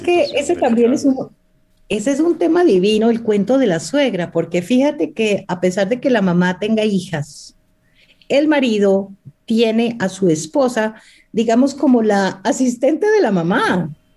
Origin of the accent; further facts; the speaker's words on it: Pasto, Nariño, Colombia; Yo soy de Pasto, eh, estaba divorciada y me fui a Dubái eh, con unas libras de café de Nariño a vender